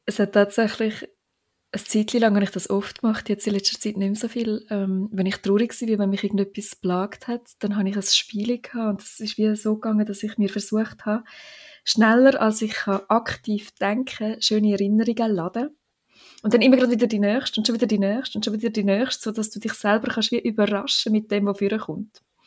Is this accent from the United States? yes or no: no; Switzerland; das Glaubfelden, dort, wo ich aufgewachsen bin